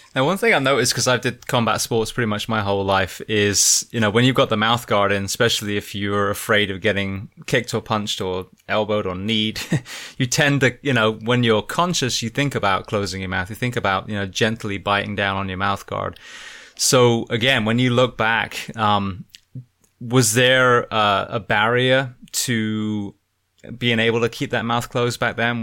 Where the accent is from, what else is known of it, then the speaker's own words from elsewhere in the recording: Bath, South West England, United Kingdom; I grew up in Bath